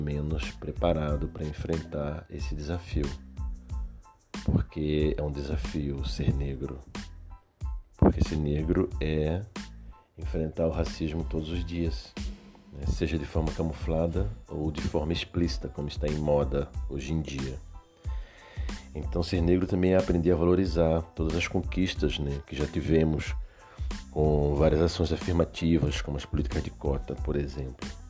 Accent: Recife, Pernambuco, Brazil; moved away as an adult; now in Porto Alegre, Brazil; sou de Recife, moro em Porto Alegre há quase 30 anos

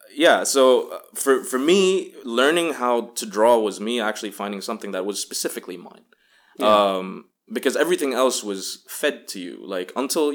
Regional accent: Bahrain; growing up in American Mission Hospital, Bahrain, which is a tight knit at that point, multicultural but still very American community.

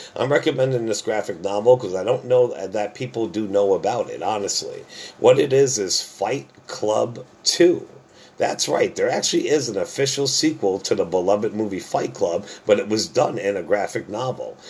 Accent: New Jersey, United States; moved away; I'm from Jersey originally

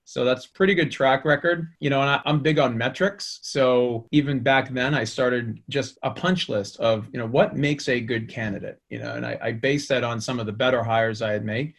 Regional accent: Boston, Massachusetts, United States; as you can probably tell by my accent, I grew up in the Boston area

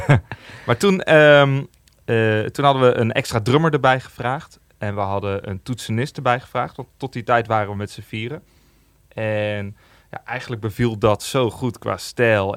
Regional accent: Amersfoort, Utrecht, Netherlands; in Amersfoort, waar ik vandaan kom.

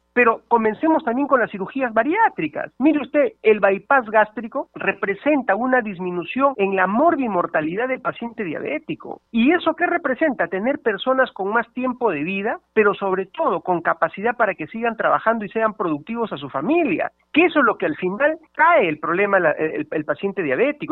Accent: Peru; somos peruanos

